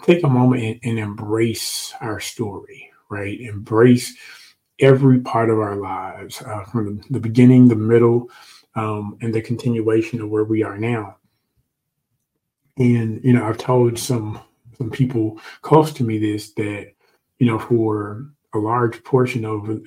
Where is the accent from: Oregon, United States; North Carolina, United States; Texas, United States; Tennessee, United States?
Tennessee, United States; Memphis; moved away as an adult; back home in Memphis